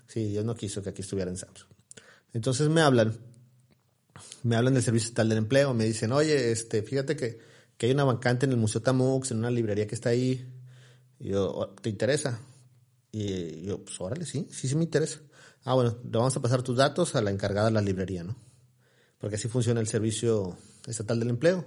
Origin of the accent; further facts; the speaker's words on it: Ciudad Victoria, Tamaulipas, Mexico; soy de soy de aquí de Ciudad Victoria, orgullosamente. Mis raíces son de Ocampo, Tamaulipas, mi familia es de allá. Yo, nací aquí en, Ciudad Victoria hace 40 años ya.